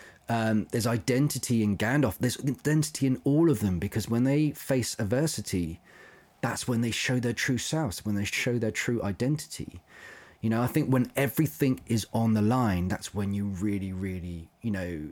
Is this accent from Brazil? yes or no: no; London, United Kingdom; But now I've been growing up around London. I don't live far from it.